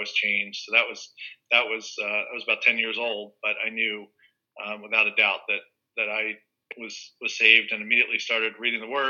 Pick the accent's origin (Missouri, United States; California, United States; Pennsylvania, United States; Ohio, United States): Pennsylvania, United States; Bucks County, outside Philadelphia; I was born and raised outside of Philadelphia in Bucks County.